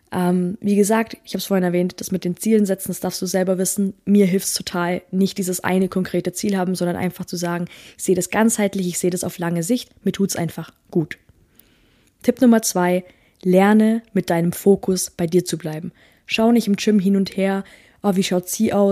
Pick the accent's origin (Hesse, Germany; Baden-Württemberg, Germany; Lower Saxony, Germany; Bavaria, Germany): Bavaria, Germany; Also, ich komme ja aus dem Allgäu.